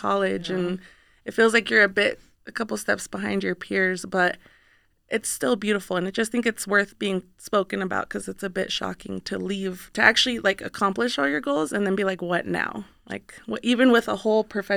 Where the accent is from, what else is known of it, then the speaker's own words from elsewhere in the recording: Reno, Nevada, United States; I grew up here in Reno, born and raised